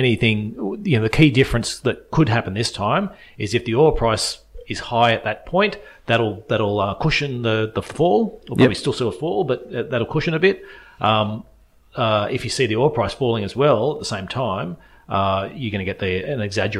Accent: Australia; What's good as an Australian investor looking out is that reverses.

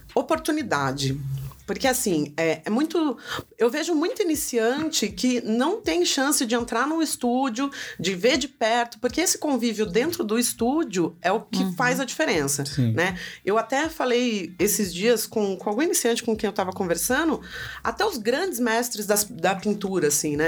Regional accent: Jacareí, São Paulo, Brazil; moved away as an adult; now in São Paulo, Brazil; voltei para Jacareí, que é minha cidade natal.

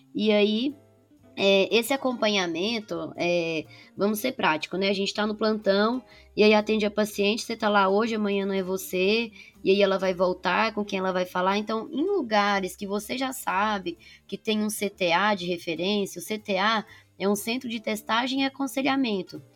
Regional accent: Patos de Minas, Minas Gerais, Brazil; moved away as an adult; now in São Paulo, Brazil; Eu sou de Patos de Minas, mas fiz faculdade aqui em São Paulo

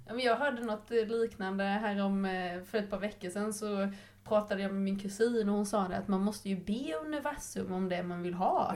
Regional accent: Nässjö, Jönköping County, Sweden; jag är ju uppvuxen i Nässjö

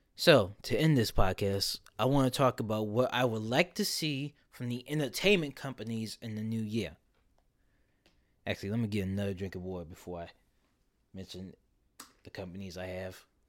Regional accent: Philadelphia, Pennsylvania, United States; my hometown's Made in America festival

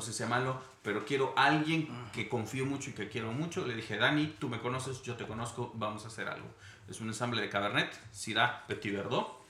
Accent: Monterrey, Nuevo León, Mexico; moved away as an adult; also born or lived in Mexico City / Switzerland; Soy nacido, crecido en Monterrey, me fui a vivir a Ciudad de México, viví en Suiza

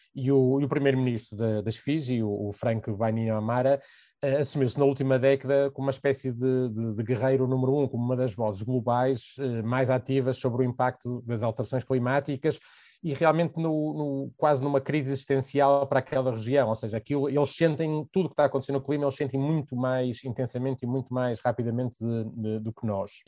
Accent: Portugal; sou português

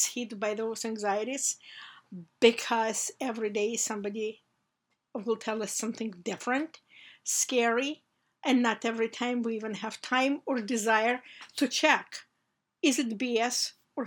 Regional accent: Georgia; moved away as an adult; now in United States; I came here from places where in my youth we didn't have enough food or necessary household items. I came here from the Republic of Georgia, which used to be part of the Soviet Union.

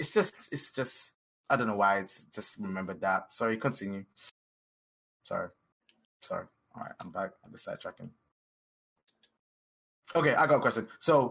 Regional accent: Nigeria; We're both Nigerian of the same age.

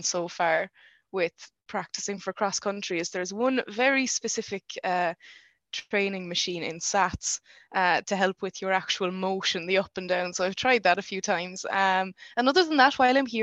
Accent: Ennis, Munster, Ireland; moved away as an adult; now in Stockholm, Sweden; I hadn't planned on staying in Ennis long term, because it's, you know, it's my hometown

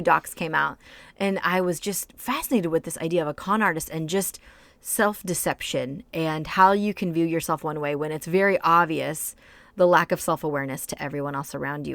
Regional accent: United States; moved away; I grew up in rural white America

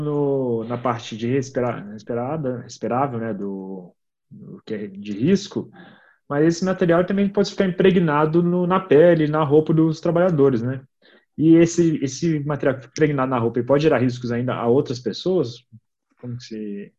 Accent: Vitória, Espírito Santo, Brazil; eu sou de Vitória

